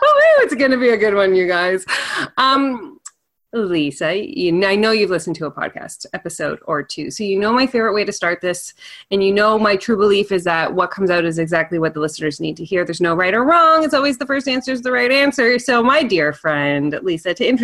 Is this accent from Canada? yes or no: yes; Canada; even as Canadian